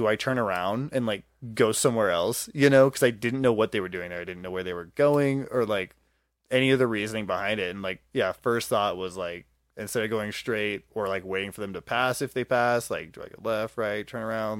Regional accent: Tacoma, Washington, United States; born there; I was born in Tacoma.

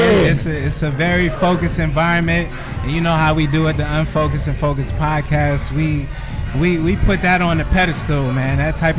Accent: New York City, New York, United States; now in Atlanta, United States; I'm a city boy. I'm from New York City.

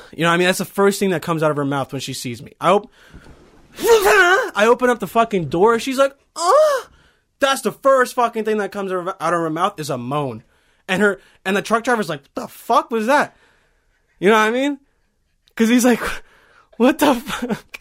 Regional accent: Bosnia & Herzegovina; I'm from Bosnia

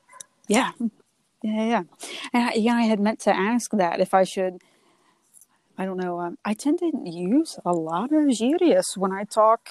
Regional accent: the South, United States; born there; accent: Southern; give me your Southern accent, which by all means, I was born in the South. I can whip out some Southern words

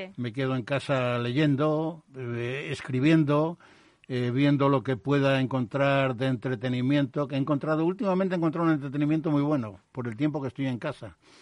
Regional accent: Madrid, Community of Madrid, Spain; yo nací en Carabanchel

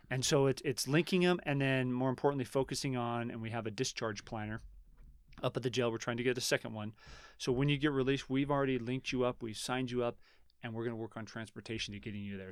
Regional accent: Reno, Nevada, United States; born or raised there

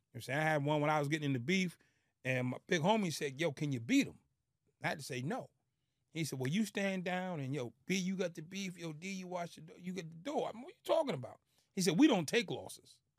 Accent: Boston, Massachusetts, United States; born or raised there; moved away

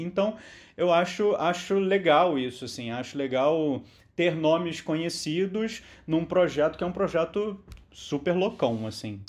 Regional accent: Brazil; nós que somos brasileiros

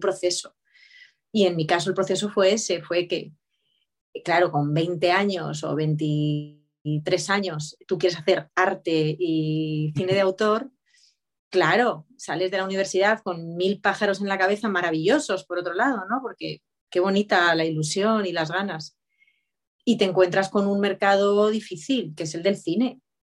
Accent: Spain

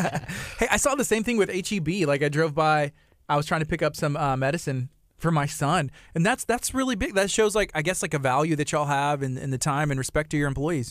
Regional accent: Angleton, Texas, United States; I grew up in Angleton

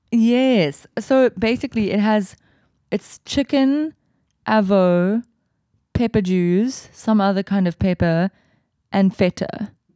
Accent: Cape Town, Western Cape, South Africa; when you're used to growing up in the Southern Peninsula

